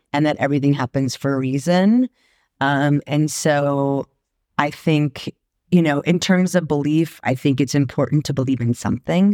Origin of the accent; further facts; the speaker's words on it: Marin County, California, United States; moved away; also born or lived in Sacramento; I grew up in Marin County